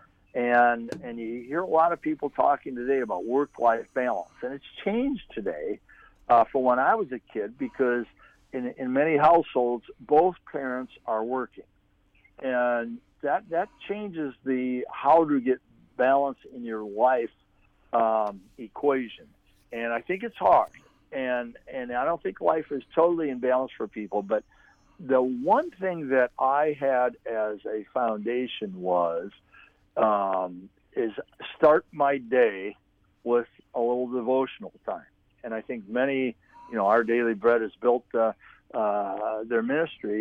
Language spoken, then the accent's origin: English; Pettisville, Ohio, United States; moved away as an adult; also born or lived in Toledo, Ohio / Grand Valley, Michigan; I grew up in Pettisville, Ohio